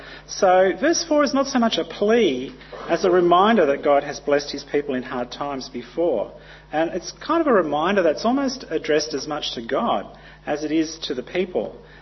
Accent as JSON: {"language": "English", "country": "Papua New Guinea", "tie": "born or raised there", "said": "But I grew up in Papua New Guinea, and earth tremors were quite common."}